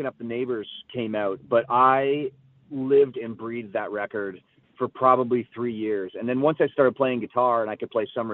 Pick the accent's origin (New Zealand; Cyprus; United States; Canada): Canada; St. Catharines, Ontario; my hometown in St. Catharines